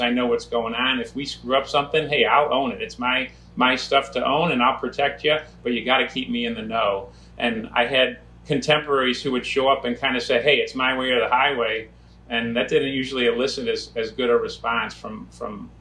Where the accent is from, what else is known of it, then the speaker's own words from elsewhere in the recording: Cleveland, Ohio, United States; moved away as an adult; My wife's from Cleveland, I'm from Cleveland